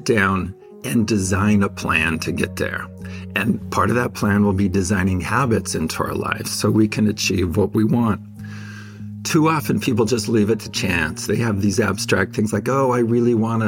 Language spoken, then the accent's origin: English; Fresno, California, United States; Growing up in Fresno as a Mormon, my parents were very, very faithful